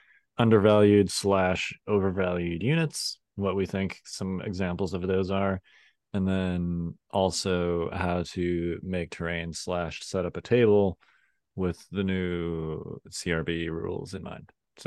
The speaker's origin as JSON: {"language": "English", "region": "Midwest", "country": "United States", "tie": "born or raised there", "said": "I grew up in the Midwest"}